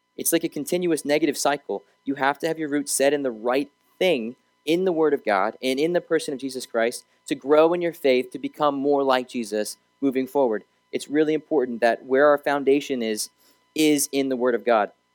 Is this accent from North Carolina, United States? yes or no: yes; Raleigh, North Carolina, United States; also born or lived in Arizona; Raleigh's my home. That's where I kind of grew up.